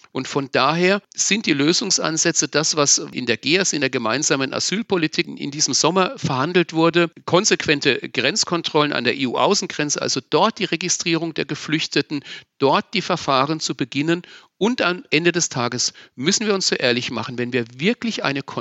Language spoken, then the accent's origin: German; Wörth am Main, Bavaria, Germany; Ich bin in Wörth am Main, in meiner Heimatgemeinde, mit türkischen, mit marokkanischen Kindern groß geworden